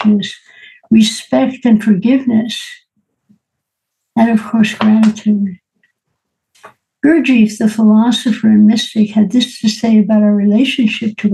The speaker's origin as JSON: {"language": "English", "town": "New York City", "region": "New York", "country": "United States", "tie": "born or raised there", "said": "Born and raised in New York City"}